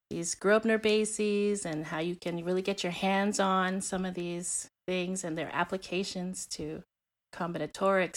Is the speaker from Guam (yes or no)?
yes; Guam; now in Texas, United States; growing up in Guam